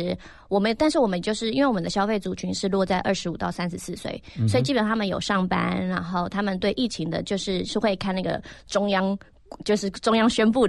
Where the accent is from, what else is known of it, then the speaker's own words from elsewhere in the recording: Netherlands; moved away as an adult; now in Taiwan; 我国小毕业后就移民去荷兰了，所以我是在荷兰长大，一直到我创业后才回来台湾。